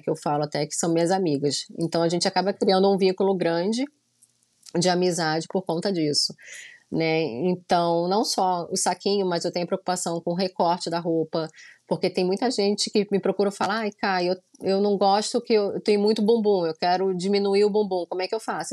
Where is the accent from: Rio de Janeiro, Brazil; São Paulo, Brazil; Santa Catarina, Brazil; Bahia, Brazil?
Rio de Janeiro, Brazil; moved away as an adult; now in Orlando, United States; eu sou carioca mesmo da Gema, nasci no Rio de Janeiro, né? Na Tijuca, nasci lá.